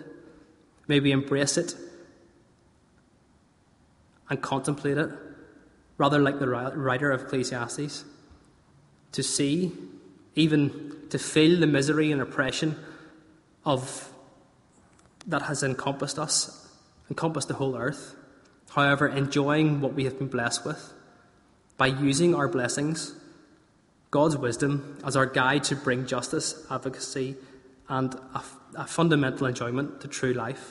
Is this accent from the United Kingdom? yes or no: yes; Northern Irish, Northern Ireland, United Kingdom; we're Northern Irish, we're good hardy stock